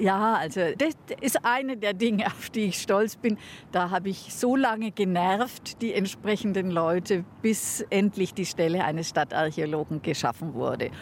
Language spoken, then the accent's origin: German; Bamberg, Bavaria, Germany; Erstens bin ich eine Eingeborene. Ich bin in Bamberg tatsächlich geboren.